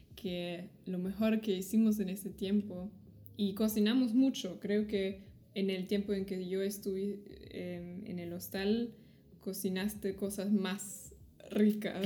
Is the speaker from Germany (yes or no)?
yes; Germany; soy de Alemania